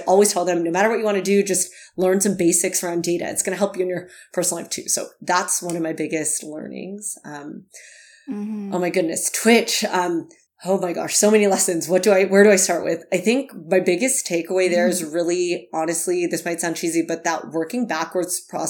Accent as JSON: {"language": "English", "region": "California", "country": "United States", "tie": "born or raised there", "said": "I realized that so many of the things I learned growing up in the Bay Area at school at Cornell were just very, you know, US focused."}